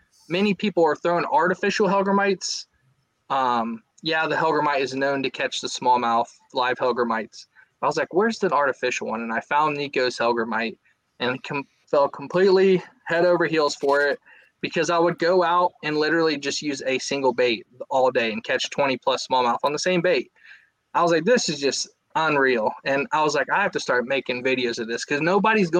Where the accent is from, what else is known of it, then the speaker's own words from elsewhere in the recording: Southwest Ohio, United States; moved away as an adult; also born or lived in Japan; I grew up in Southwest Ohio, fished the Great Miami River